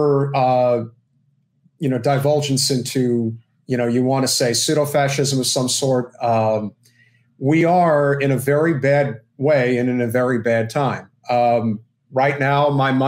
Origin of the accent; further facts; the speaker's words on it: New Jersey, United States; now in Florida, United States; I'm from New Jersey